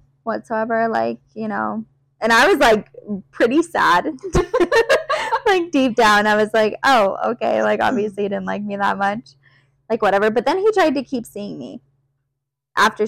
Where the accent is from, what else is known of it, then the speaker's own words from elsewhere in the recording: Prescott, Arizona, United States; I grew up here in Prescott.